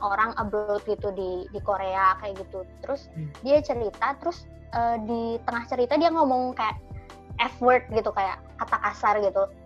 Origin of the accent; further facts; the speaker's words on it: Indonesia; moved away; also born or lived in Canada; kita kan dari Indonesia